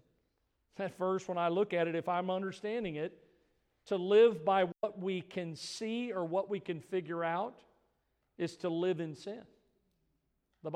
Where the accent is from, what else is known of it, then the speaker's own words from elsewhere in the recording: Missouri, United States; I grew up in Missouri, the show me state.